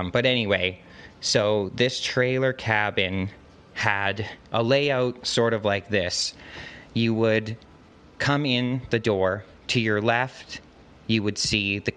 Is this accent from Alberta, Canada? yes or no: yes; Alberta, Canada; I'm from Canada. Specifically, I'm from the province of Alberta